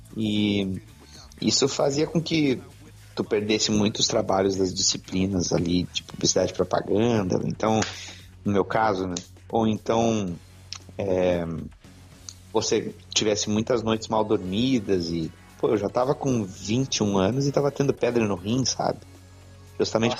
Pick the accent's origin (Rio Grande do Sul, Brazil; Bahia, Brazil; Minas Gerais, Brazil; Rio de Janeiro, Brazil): Rio Grande do Sul, Brazil; Porto Alegre; Sou do Rio Grande do Sul, sou de Porto Alegre, onde resido ainda